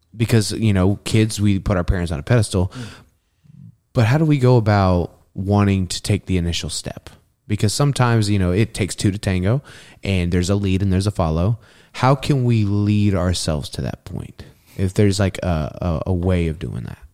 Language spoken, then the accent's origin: English; Texas, United States; now in Spokane, United States; I'm just a Texan.